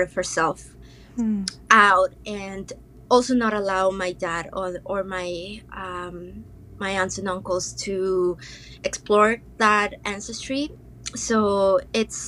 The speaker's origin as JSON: {"language": "English", "region": "Mexico City", "country": "Mexico", "tie": "born or raised there", "moved": "as an adult", "lives_now": "Maple Ridge, Canada", "said": "I am originally from Mexico, grew up in Mexico City, and I immigrated to so-called Canada when I was 18."}